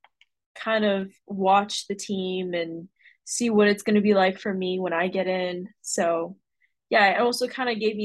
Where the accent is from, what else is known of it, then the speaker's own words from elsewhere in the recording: Arizona, United States; I played a lot of local events here in Arizona